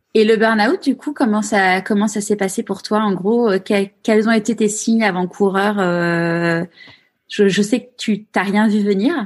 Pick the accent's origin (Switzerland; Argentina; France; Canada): France; Paris, Île-de-France; moved away as an adult; now in Marseille, France; je suis née à Paris, mais c'est vrai que je me suis évadée